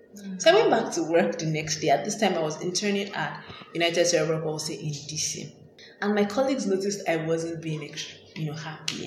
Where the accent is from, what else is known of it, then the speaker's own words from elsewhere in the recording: Nigeria; I grew up in Nigeria